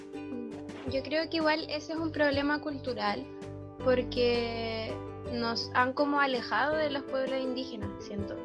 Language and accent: Spanish; Villa Alemana, Valparaíso, Chile; also born or lived in Antofagasta; yo nací en Antofagasta en realidad nací allá por temas como de que mis papás se fueron por el, por el trabajo de mi papá, pero yo me vine también muy chica a Vía Alemana